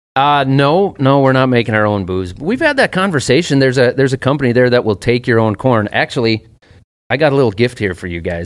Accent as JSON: {"language": "English", "region": "Minnesota", "country": "United States", "said": "I'm from Minnesota"}